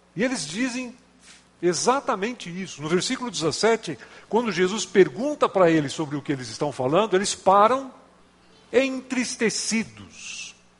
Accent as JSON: {"language": "Portuguese", "area": "Gaúcho", "region": "Rio Grande do Sul", "country": "Brazil", "moved": "yes", "lives_now": "São Paulo, Brazil", "said": "moro em São Paulo, mas não sou corintiano, sou gaúcho"}